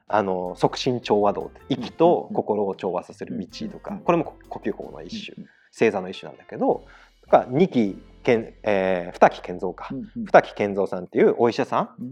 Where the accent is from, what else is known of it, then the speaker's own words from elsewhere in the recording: Aichi, Japan; あの我々愛知県人なんですけど